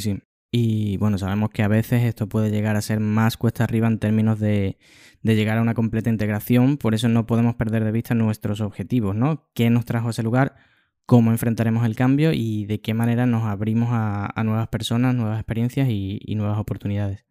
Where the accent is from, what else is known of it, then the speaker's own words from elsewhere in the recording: Spain; now in Switzerland; ya no estaba en España, sino en Suiza